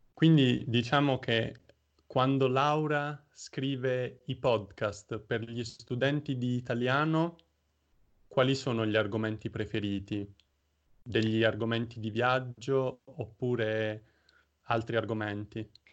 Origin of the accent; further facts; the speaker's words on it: Taranto, Apulia, Italy; now in Osnabrück, Germany; sono nato in Puglia, a Taranto